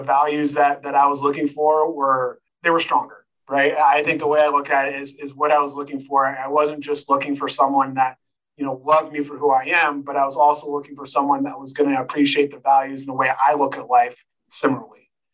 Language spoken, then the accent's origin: English; Sacramento, California, United States; moved away as an adult; now in Colorado, United States; Live here in the great state of Colorado, and uh, I'm originally from Sacramento, but uh, I've been fortunate enough to uh, live in Colorado now for shoot almost 15 years now